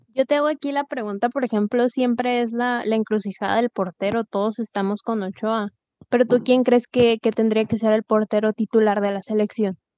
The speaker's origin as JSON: {"language": "Spanish", "country": "Mexico", "said": "como mexicanos todos, todos pensamos"}